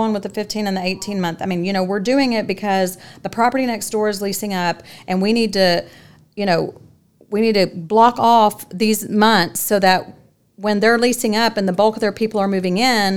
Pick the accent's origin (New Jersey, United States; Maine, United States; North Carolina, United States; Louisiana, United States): Louisiana, United States; now in Dallas-Fort Worth, United States; I'm from Louisiana, and we're just very passionate people